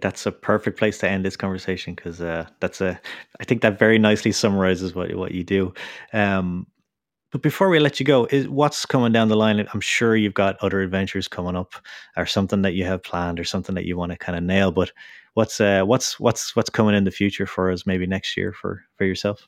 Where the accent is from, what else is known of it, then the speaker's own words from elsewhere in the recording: Ireland; I'm from Ireland